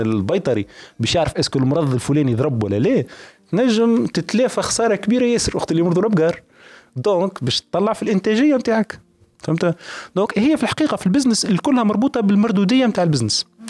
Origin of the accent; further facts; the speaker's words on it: Tunisia; عندنا في تونس